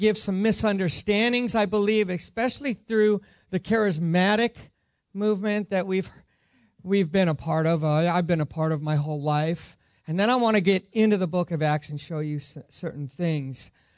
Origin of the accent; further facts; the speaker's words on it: Ireland; I am Irish, so I didn't wear any green because I'm actually exempt being Irish